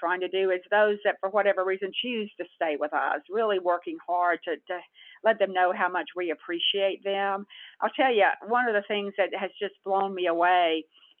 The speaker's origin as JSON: {"language": "English", "region": "Texas", "country": "United States", "tie": "born or raised there", "said": "I was born in Texas and I live in Texas"}